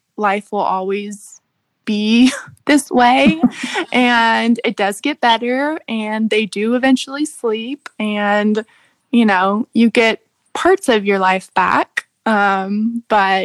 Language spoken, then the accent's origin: English; San Antonio, Texas, United States; I grew up in San Antonio